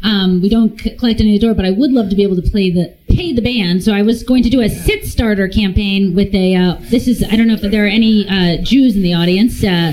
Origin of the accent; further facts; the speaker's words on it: New York, United States; Because I do like to live vicariously, as any New Yorker does, in terms of property.